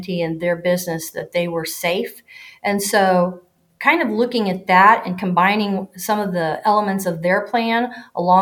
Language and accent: English; Owen County, Indiana, United States; I'm from Owen County